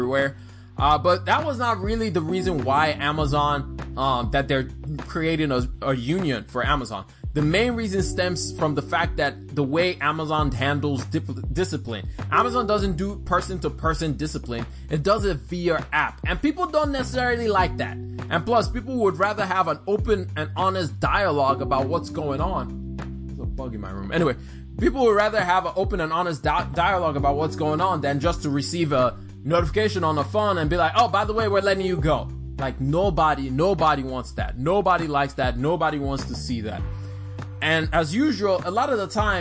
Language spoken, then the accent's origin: English; Alabama, United States; I grew up in Alabama